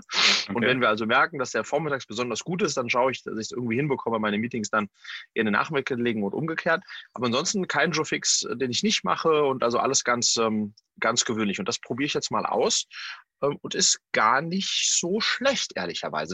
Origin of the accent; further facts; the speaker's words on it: Sweden; in äh, Skandinavien in meiner Heimat